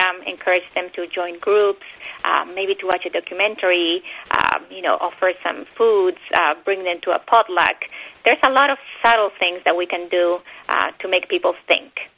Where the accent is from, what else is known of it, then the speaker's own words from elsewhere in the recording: Bolivia; English is a second language; also born or lived in Argentina / Texas, United States; now in United States; I was born in Bolivia, but I lived um, my childhood years in Bolivia and Argentina.